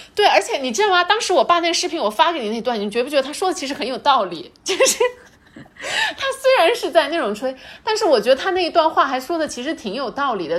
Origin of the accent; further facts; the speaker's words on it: China; 我们中国人